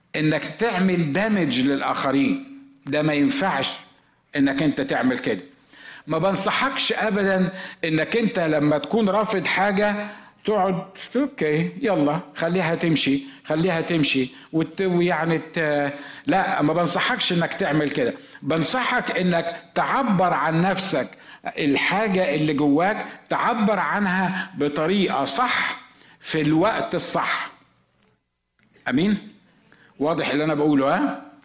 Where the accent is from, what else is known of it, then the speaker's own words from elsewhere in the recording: Egypt; moved away as an adult; also born or lived in Los Angeles, United States; انا مصري زي ما انتم عارفين واحنا مصريين عندنا طريقه في الكلام كده